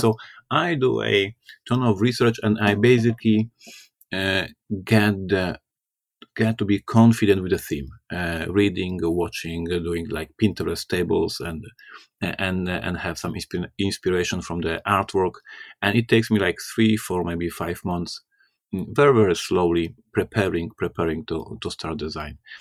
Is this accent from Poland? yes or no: yes; Poland; I'm from Poland. I'm Slavic